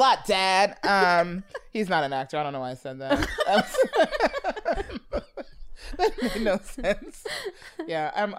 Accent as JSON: {"language": "English", "town": "Brooklyn", "region": "New York", "country": "United States", "said": "We're from Brooklyn. We're from here."}